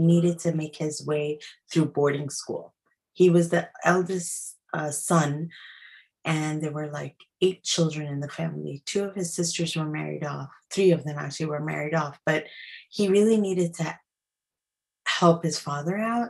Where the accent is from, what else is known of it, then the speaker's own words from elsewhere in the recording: New York City, New York, United States; I was born in Queens